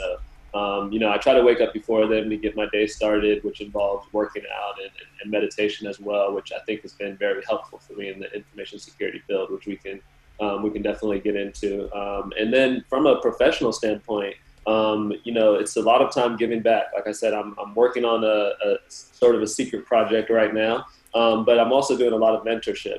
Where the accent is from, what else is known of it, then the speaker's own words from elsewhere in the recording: Southern California, United States; now in Miami, United States; I'm originally from Southern California, so I'm used to good weather, I guess, throughout my whole life.